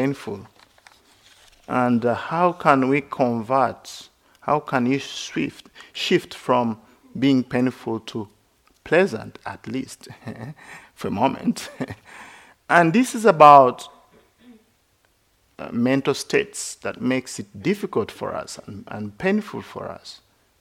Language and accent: English; Uganda; moved away as an adult; also born or lived in India / Sri Lanka / Thailand; I grew up in Uganda